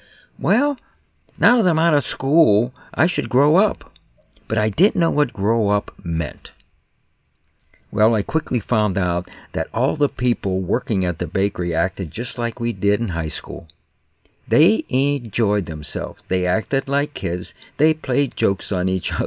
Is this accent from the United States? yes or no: yes; New Kensington, Pennsylvania, United States; growing up in New Kensington, Pennsylvania, on the Allegheny River